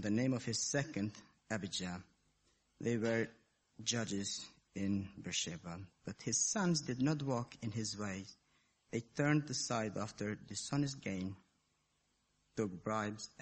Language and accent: English; Kosovo; I was born in Kosovo, in a Muslim family. And as I was growing up, a kid, I even started going to the mosque.